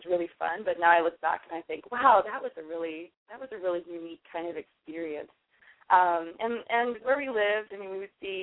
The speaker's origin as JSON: {"language": "English", "region": "Alaska", "country": "United States", "tie": "born or raised there", "said": "I grew up in Alaska"}